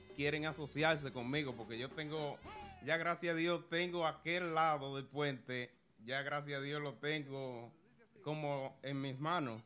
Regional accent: Santiago de los Caballeros, Santiago, Dominican Republic; Yo soy de Santiago.

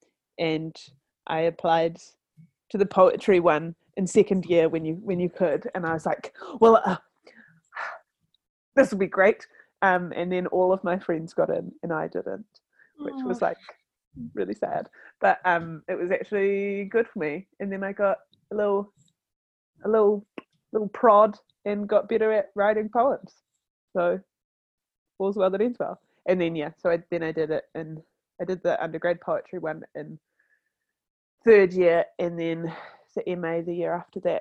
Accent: Wellington, New Zealand; I grew up in Wellington. Yeah, the longest I've been away from here is 1 month. but yeah, grew up here, born and raised

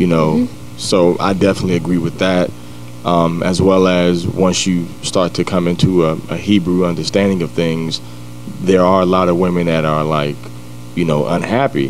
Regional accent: New York City, New York, United States; also born or lived in Washington, D.C. / Cleveland, Ohio; now in Columbus, United States; I'm from Jamaica, Queens, New York. Grew up in New York and D.C., Cleveland

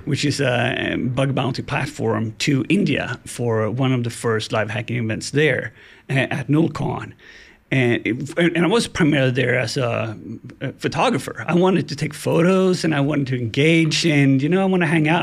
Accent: Gothenburg, Västra Götaland, Sweden; I'm from Gothenburg, Sweden

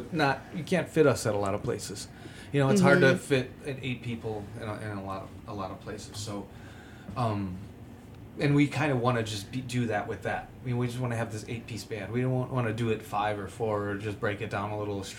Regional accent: Thornton, Illinois, United States; moved away as an adult; also born or lived in Riverdale, Illinois / Tennessee / Chicago; Riverdale, Illinois, mm-hmm. is where I was born

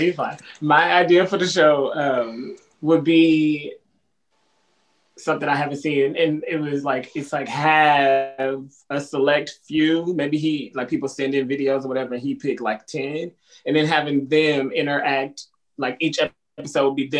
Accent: Texas, United States; I'm from Texas.

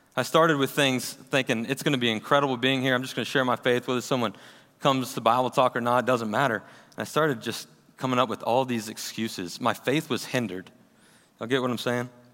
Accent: Kennesaw, Georgia, United States; also born or lived in Auburn, Alabama; I was actually born and raised right here in Kennesaw, Georgia

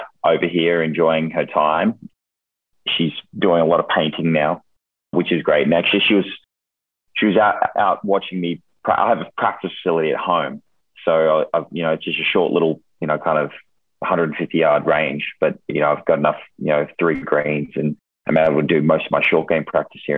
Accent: Australia; moved away; So I'm originally from Australia, if you can't hear it in my accent already, but originally from Australia. And, you know, I grew up kind of in a small country town.

